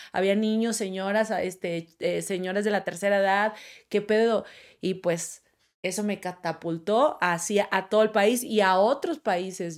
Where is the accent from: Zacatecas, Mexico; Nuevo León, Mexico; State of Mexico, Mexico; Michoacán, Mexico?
Nuevo León, Mexico; Monterrey; moved away as an adult; now in Mexico City, Mexico